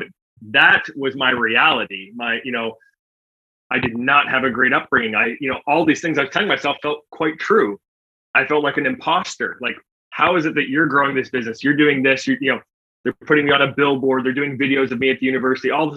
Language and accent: English; Canada; accent: Canadian; I am from Canada.